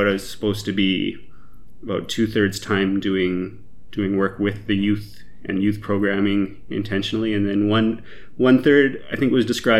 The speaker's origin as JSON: {"language": "English", "country": "Canada", "tie": "born or raised there", "said": "So background, I grew up in the Evangelical Mennonite Conference, which is a small group of Mennonite churches in Canada."}